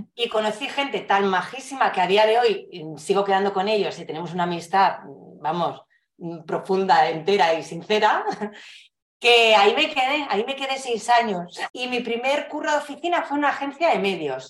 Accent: Fuenlabrada, Community of Madrid, Spain; haber vivido toda la vida en, en Fuenlabrada, en Madrid

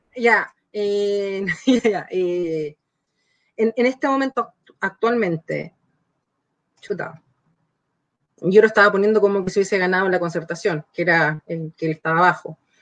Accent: Araucanía, Chile; yo soy de la Araucanía

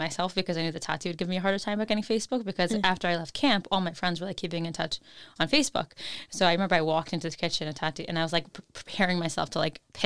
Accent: Vancouver, British Columbia, Canada; I grew up in Vancouver in Canada

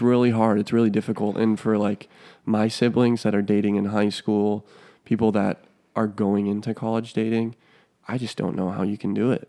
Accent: Minnesota, United States; also born or lived in Wisconsin; I moved from Wisconsin over here to Miss, Minnesota, went to this small little private school.

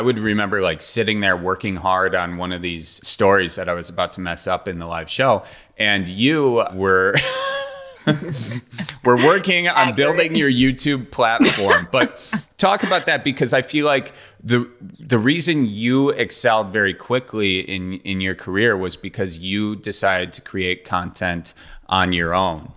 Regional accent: Milwaukee, Wisconsin, United States; moved away; that's what we call drinking fountains in Milwaukee is a bubbler.

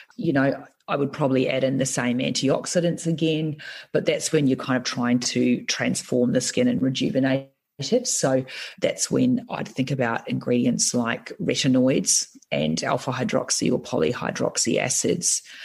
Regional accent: New Zealand; being a Kiwi

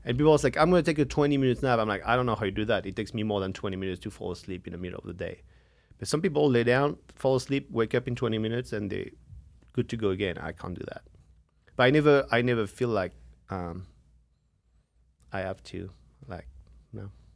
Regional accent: France; now in United States; from France

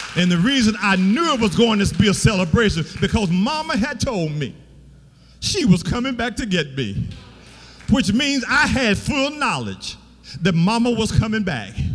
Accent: Beatrice, Alabama, United States; I'm from Beatrice, Alabama

